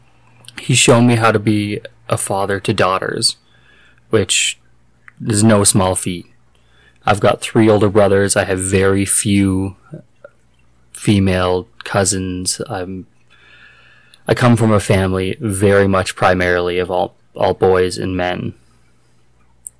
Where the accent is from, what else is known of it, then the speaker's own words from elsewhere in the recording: Nobleford, Alberta, Canada; moved away; my hometown is this tiny little town. It's called Nobleford back in southern Alberta